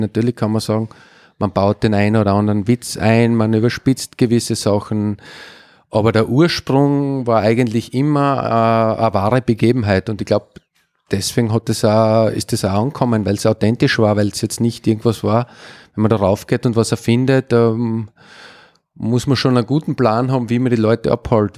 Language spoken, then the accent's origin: German; Upper Styria, Austria; now in Graz, Austria; ich bin aus der Obersteiermark zum GRK gewechselt in jungen Jahren